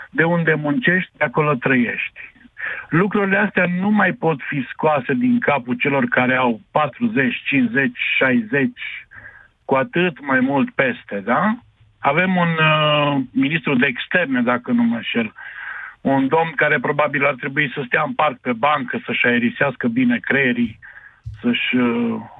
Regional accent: Timișoara, Timiș County, Romania; sunt din Timișoara, am uh, 50 de ani

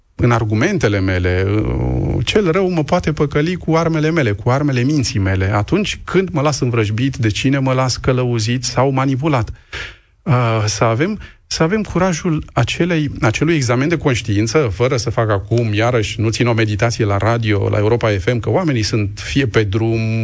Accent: Romania; also born or lived in Moldova region near Roman (ancestral roots); nu sunt ungur, sunt român

